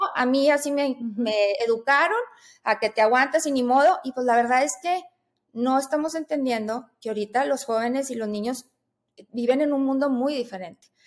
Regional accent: Monterrey, Nuevo León, Mexico; yo soy de Monterrey, yo aquí vivo

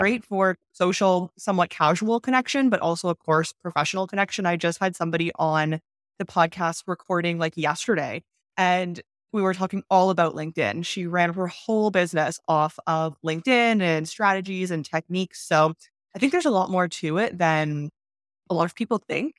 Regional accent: Canada; now in Mexico; I'm Canadian, I'm not American

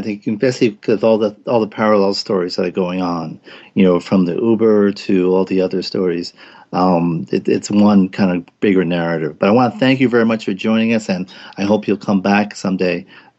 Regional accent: Providence, Rhode Island, United States; congratulations to the boys in my hometown.

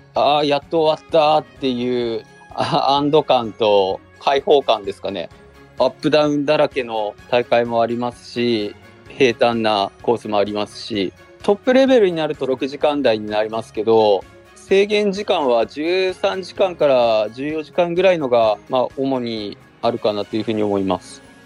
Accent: Murakami, Niigata, Japan; 地元にある高田自衛隊っていうところに普通の部隊に入りました

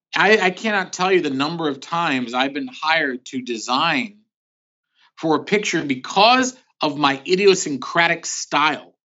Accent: Philadelphia, Pennsylvania, United States; also born or lived in New York City; now in California, United States; I was born in New York City, but at the age of two, we moved to Philadelphia. So I consider myself more of a Philadelphian

